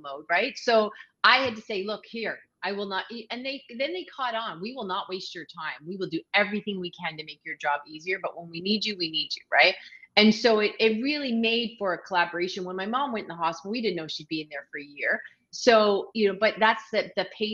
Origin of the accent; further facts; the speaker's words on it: Canada; also born or lived in Ontario; now in Prince Edward Island, Canada; I'm a Canadian